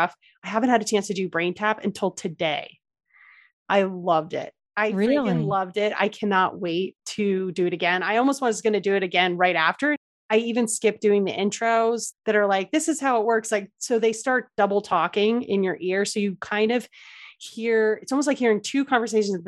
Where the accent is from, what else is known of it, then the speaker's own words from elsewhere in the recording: New Jersey, United States; moved away; I grew up in Jersey, so I just love the Jersey Shore.